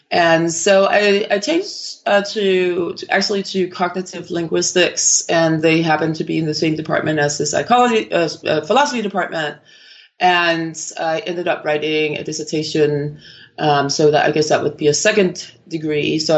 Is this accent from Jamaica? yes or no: no; Copenhagen, Capital Region of Denmark, Denmark; moved away as an adult; also born or lived in Miami, United States / Oslo, Norway; originally from Copenhagen in Denmark, and I actually completed a degree in neuroscience uh, in Denmark.